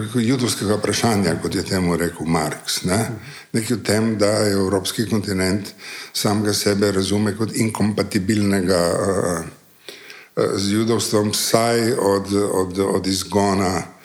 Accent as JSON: {"language": "Slovenian", "country": "Slovenia", "said": "Slovenci smo leta 1948 ja, ja. postali eh, Slovenci"}